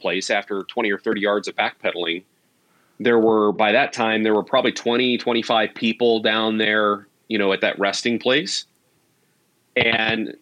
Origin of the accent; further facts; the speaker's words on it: small town Missouri, United States; moved away; my upbringing, though, in my childhood was in small town Missouri, rural kind of upbringing